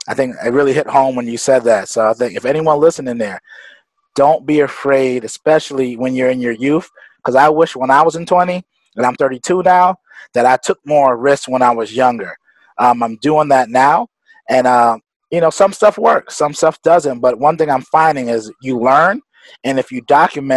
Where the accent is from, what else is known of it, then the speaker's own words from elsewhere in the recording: New York City, New York, United States; I grew up in Brooklyn